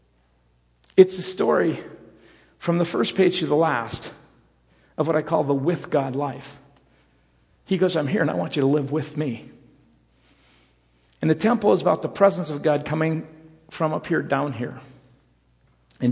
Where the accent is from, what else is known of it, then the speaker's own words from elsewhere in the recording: Rockford, Illinois, United States; I grew up in the Rockford area